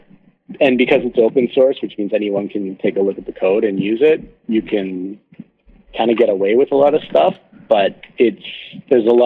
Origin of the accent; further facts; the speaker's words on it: Canada; I'm a Canadian as well